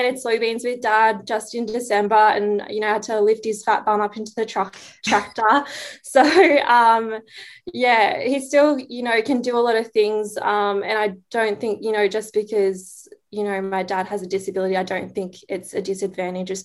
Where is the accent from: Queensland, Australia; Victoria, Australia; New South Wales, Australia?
New South Wales, Australia; Kempsey; I'm originally from the Mid-North Coast and I'm the youngest of four siblings and we're from a beef cattle farm near Kempsey, New South Wales. And yeah, that's where I went to school